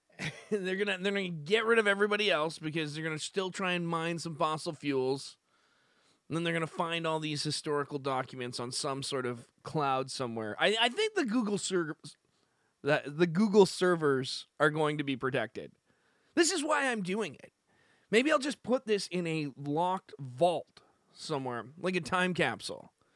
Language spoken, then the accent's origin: English; Canada; I'm from Canada